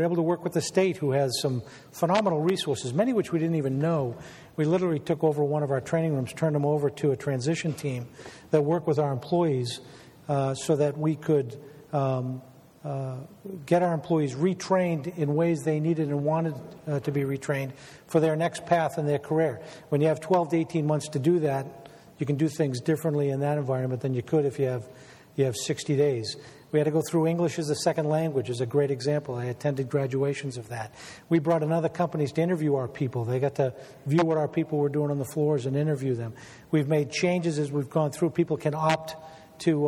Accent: Weymouth, Massachusetts, United States; I grew up in Weymouth

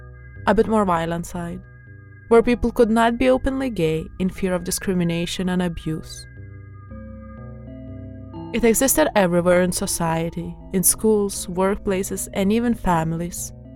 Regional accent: Lithuania; moved away; When I was growing up in Lithuania

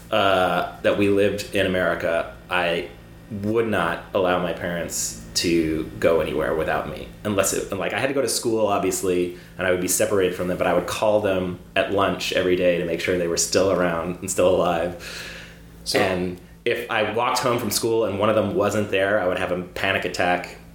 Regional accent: Cyprus; the worst time of my life was so I, I grew up overseas in Cyprus.

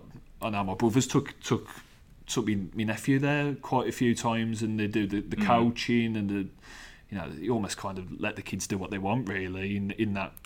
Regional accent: Walsall, West Midlands, United Kingdom; also born or lived in Willenhall / New Invention; I was born in Walsall, you know, Manor Hospital, you know, I lived in Willinall, New Invention, you know, as a kid.

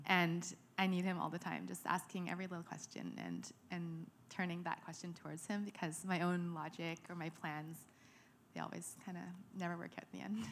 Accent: Ottawa, Ontario, Canada; moved away as an adult; also born or lived in London, Ontario; now in Vancouver, Canada; I was born in Ottawa. and raised there

